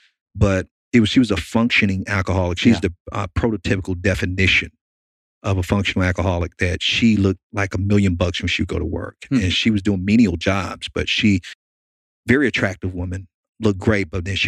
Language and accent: English; Miami, Florida, United States; now in Chattanooga, United States; But I grew up in Miami. Okay. I'm from Miami, even though I live here in Chattanooga. Grew up in a ghetto in an urban area called Liberty City.